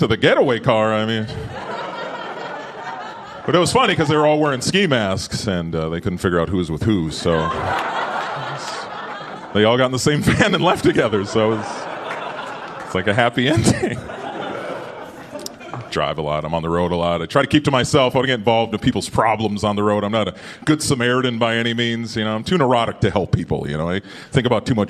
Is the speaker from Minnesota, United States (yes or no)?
yes; Minnesota, United States; moved away; I'm from Minnesota